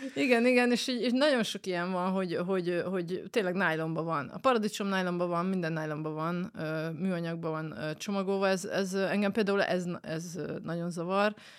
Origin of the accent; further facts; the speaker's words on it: Debrecen, Hajdú-Bihar, Hungary; Debreceni vagyok